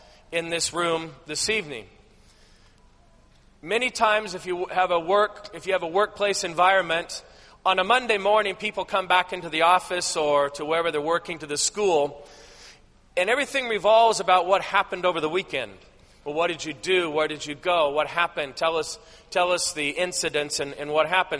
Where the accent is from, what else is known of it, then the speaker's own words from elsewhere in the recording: Southern California, United States; moved away as an adult; also born or lived in Alaska; I grew up in Southern California, down by the beach.